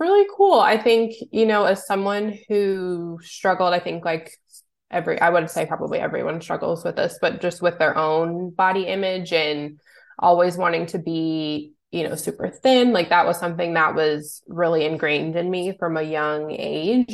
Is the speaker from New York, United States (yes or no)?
no; Louisville, Kentucky, United States; moved away as an adult; also born or lived in Cincinnati, Ohio; I'm originally from Louisville, Kentucky